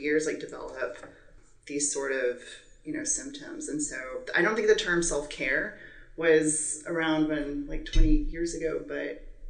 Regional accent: San Antonio, Texas, United States; now in Rio Grande Valley, United States; I'm from San Antonio originally

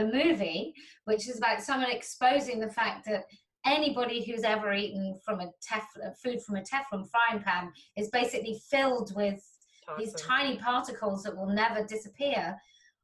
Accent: United Kingdom; I'm British

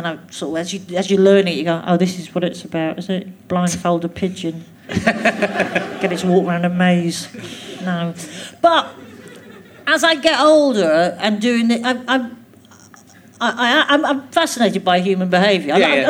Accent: Glasgow, Scotland, United Kingdom; Yeah, because I was still at school in Glasgow, and I was quite keen to move quite far away.

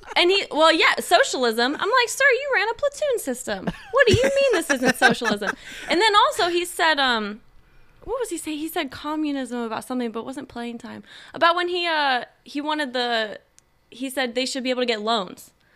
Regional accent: Rising Sun, Indiana, United States; moved away as an adult; also born or lived in Kentucky / Los Angeles; I mostly grew up in, uh, in Indiana in truly the middle of nowhere

